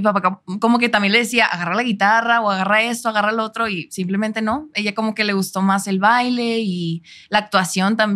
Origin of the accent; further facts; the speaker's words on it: Monterrey, Nuevo León, Mexico; also born or lived in Chicago, United States; Sí, yo siendo de Monterrey, fíjate que me ven más de acá.